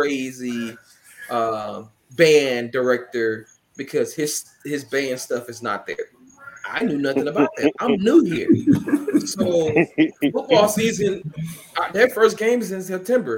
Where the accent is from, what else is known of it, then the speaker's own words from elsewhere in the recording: Canton, Mississippi, United States; moved away as an adult; also born or lived in Jackson, Mississippi / Oklahoma / Arkansas; I'm from Kent, Mississippi. Went to Kent High School. Graduated from there.